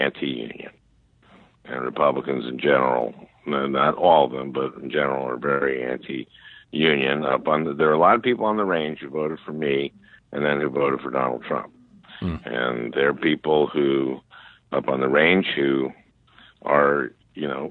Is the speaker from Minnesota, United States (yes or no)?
yes; St. Louis Park, Minnesota, United States; I grew up in St. Louis Park, Minnesota, in a two-bedroom, one-bath house